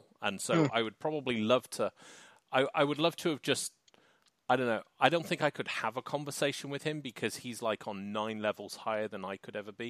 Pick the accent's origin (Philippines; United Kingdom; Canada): United Kingdom; I'm British